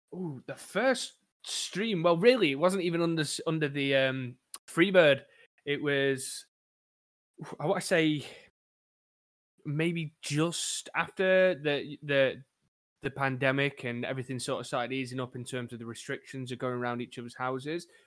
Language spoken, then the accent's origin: English; Crewe, North West England, United Kingdom; I am from a sunny town of Crewe over in England, where not much really goes on